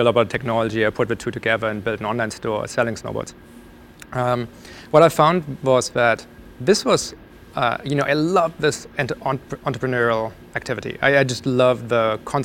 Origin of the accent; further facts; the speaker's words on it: Germany; moved away; I grew up in Germany.